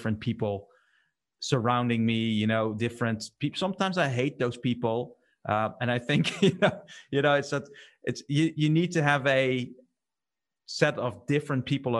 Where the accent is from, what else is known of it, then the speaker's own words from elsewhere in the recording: Netherlands; we're from the Netherlands